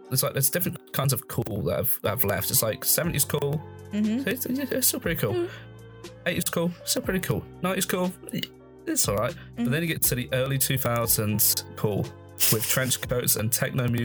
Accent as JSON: {"language": "English", "town": "Peterborough", "region": "East of England", "country": "United Kingdom", "said": "I'm from Peterborough. we don't have casinos there."}